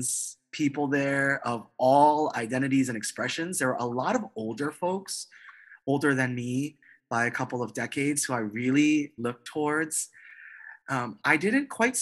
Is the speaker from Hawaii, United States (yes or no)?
yes; Hawaii, United States; moved away as an adult; also born or lived in Boston; I was in Boston, very far from home. I grew up in Hawaii